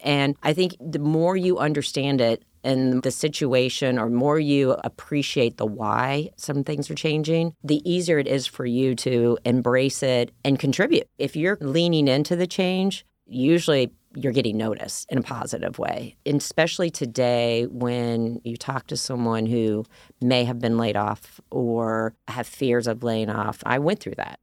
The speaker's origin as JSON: {"language": "English", "region": "Ohio", "country": "United States", "moved": "as an adult", "said": "I was from Ohio, I, a small town girl"}